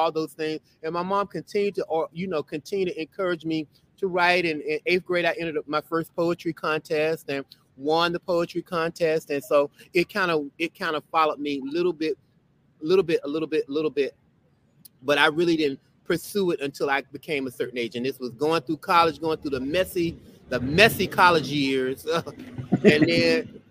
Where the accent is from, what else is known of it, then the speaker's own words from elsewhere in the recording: Belle Glade, Florida, United States; now in Brooklyn, United States; I grew up in South Florida. I grew up in a little small town enclosed by sugarcane called Belleglade